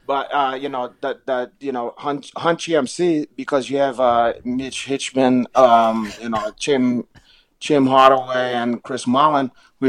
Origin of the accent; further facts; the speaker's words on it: Brazil; English is a second language; now in United States; For me, you know, I used to saw when I came from Brazil, we idolized Oscar Schmidt